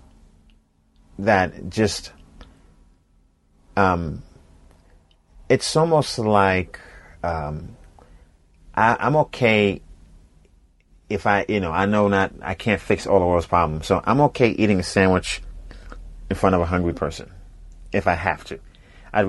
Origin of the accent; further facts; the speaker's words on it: New York City, New York, United States; moved away as an adult; also born or lived in Boston; I'm from Brooklyn, New York, Coney Island is where And, from like age 5 or 6 through high school, that's where I was.